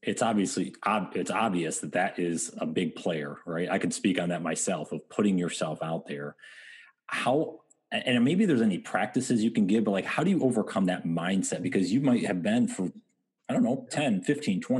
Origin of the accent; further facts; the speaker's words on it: Endicott, New York, United States; the way I was brought up, small town, upstate New York